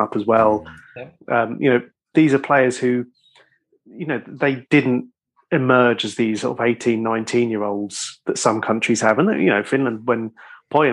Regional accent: Ireland; being Irish

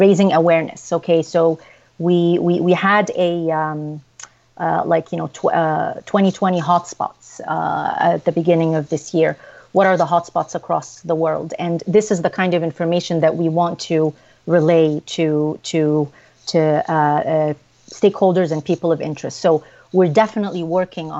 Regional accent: Ottawa, Ontario, Canada; my hometown of Ottawa

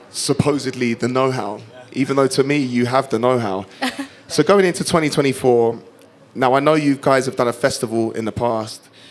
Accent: United Kingdom; I'm half Kenyan but was born and raised in the United Kingdom and I'm very proud of being from the UK.

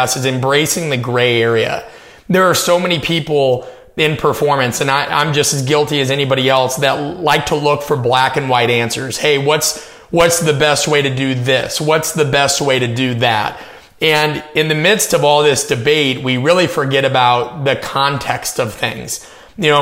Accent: Omaha, Nebraska, United States; I'm from Omaha, Nebraska. I grew up in the suburbs.

